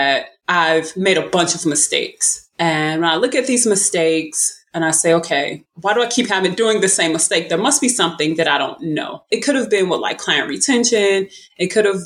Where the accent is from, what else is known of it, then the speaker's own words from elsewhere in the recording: St. Louis, Missouri, United States; I am from St. Louis, Missouri, and I grew up playing basketball